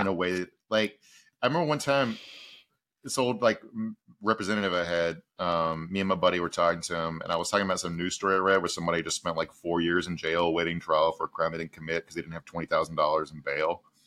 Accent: Southern Virginia, United States; moved away; also born or lived in Texas; I'm from Southern Virginia

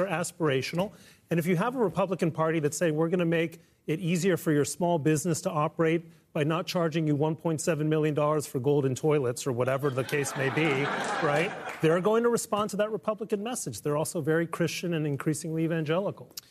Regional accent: Mexico City, Mexico; moved away; I grew up in Mexico City. My father was from Mexico.

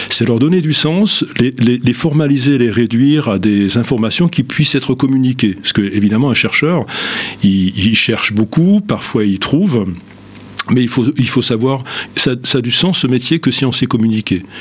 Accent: Nancy, Grand Est, France; Je suis, né à Nancy euh, il y a un certain nombre de, décennies. Euh, j'ai fait mes études à l'université de Nancy, appelée à l'époque Université Henri Poincaré.

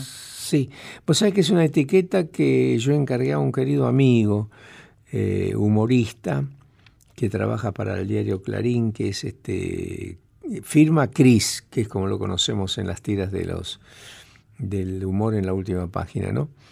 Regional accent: Tucumán, Argentina; soy de más al norte, yo soy de Tucumán

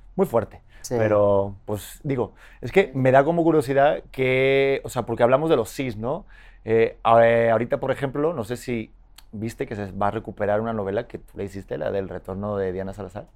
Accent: Spain; accent: muy español; now in Mexico; tengo el acento muy español.

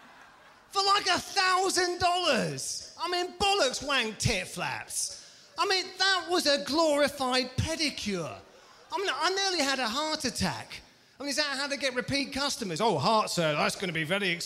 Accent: England, United Kingdom; now in Los Angeles, United States; being English and living in America

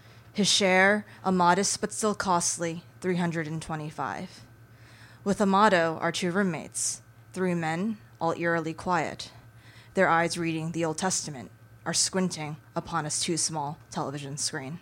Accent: New York City, New York, United States; I was born in Bayside, my father in Bed-Stuy

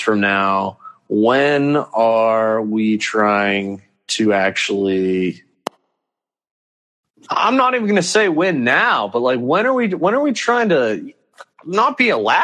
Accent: Pittsburgh, Pennsylvania, United States; I'm from Pittsburgh

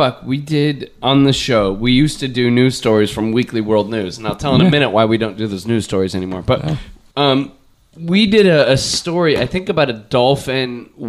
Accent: Torrance, California, United States; growing up in Torrance.

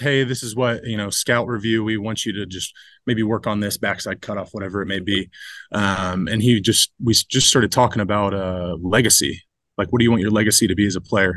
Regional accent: Ohio, United States; moved away as an adult; now in Detroit, United States; I grew up in Ohio

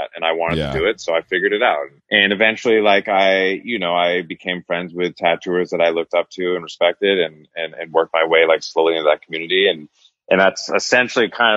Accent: Northern California, United States; born or raised there; now in Los Angeles, United States

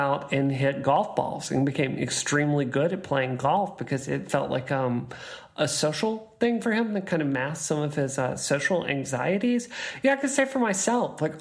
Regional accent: Mississippi, United States; I grew up in Mississippi, which was a very poor state.

